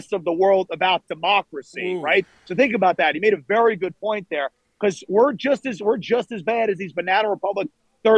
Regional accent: New York City, New York, United States; as a New Yorker

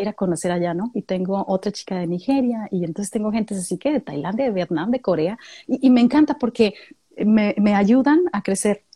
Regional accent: Mexicali, Baja California, Mexico; now in San Luis Potosí, Mexico; Yo vengo de Mexicali, Baja California

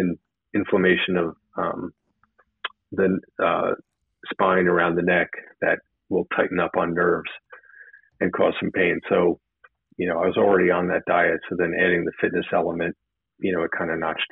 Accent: New Jersey, United States; Well, I was looking, since I was from New Jersey and I was, you know, totally on fire for this program.

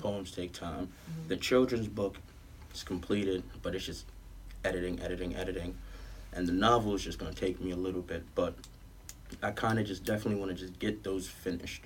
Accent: New York City, New York, United States; also born or lived in Manhattan, New York / Georgia; I was raised um, in Southside right by 40Ps

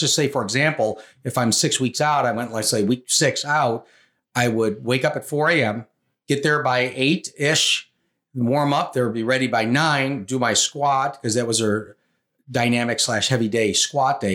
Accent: Rochester, New York, United States; I grew up in Rochester, New York

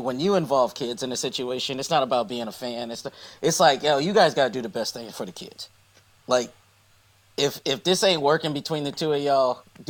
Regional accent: West Coast, United States; And you know I'm from the West Coast

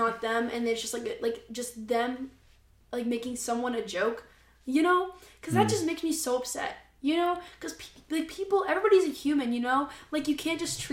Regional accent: Kansas City, United States; moved away; I was born in Kansas City

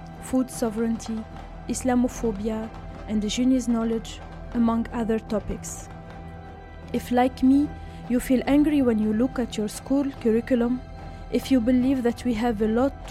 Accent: Tunisia; moved away; I am from Tunisia

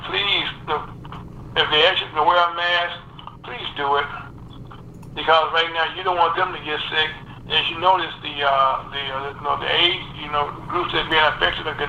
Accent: the South, United States; I came from the South, you know, I was down, you know, in the 60s, I, I experienced what it was like, you know, to live under Jim Crow

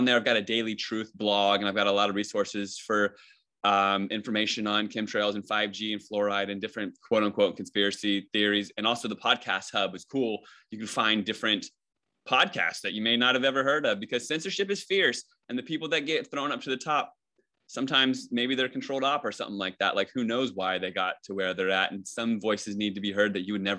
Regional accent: Virginia, United States; I've had like 40 jobs and I moved like 30 times and I'm from Virginia and I'm on the West Coast

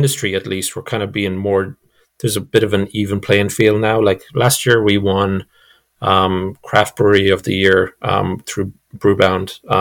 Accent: Ireland; moved away; I'm European and I didn't know that I'm Irish

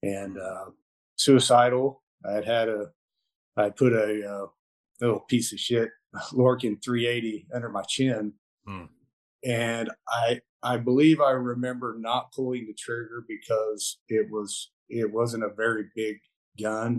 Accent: Mustang, Oklahoma, United States; I am from Mustang, Oklahoma, and played sports, grew up out in the country riding horses and fishing, hunting.

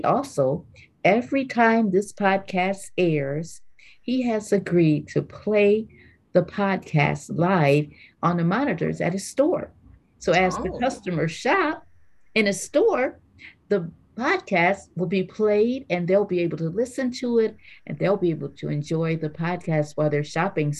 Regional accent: Grand Rapids, Michigan, United States; We grew up in Grand Rapids, Michigan

